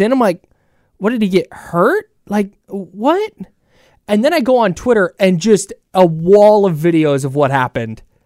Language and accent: English; Bay Area, California, United States; I grew up in the Bay Area